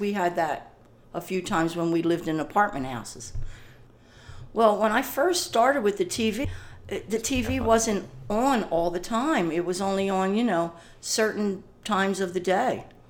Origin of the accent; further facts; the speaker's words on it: Ocean City, New Jersey, United States; Ocean City, New Jersey.